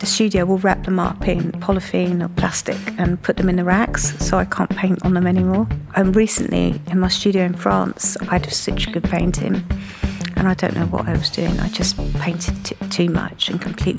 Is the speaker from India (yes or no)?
no; Margate, South East England, United Kingdom; Growing up in Margate